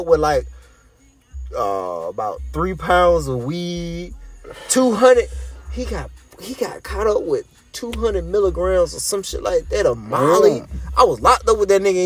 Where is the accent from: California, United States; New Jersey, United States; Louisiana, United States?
Louisiana, United States; Baton Rouge; I'm not from New Orleans, but I'm from Baton Rouge. I'm a native